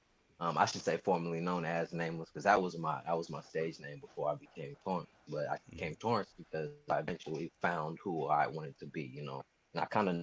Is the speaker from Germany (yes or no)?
no; Sacramento, California, United States; also born or lived in Hayward; But man, I'm a kid from Sacramento, California, grew up. I was here for most of my life. I'm heavily Bay Area influenced. Like you said, I was born in Hayward, California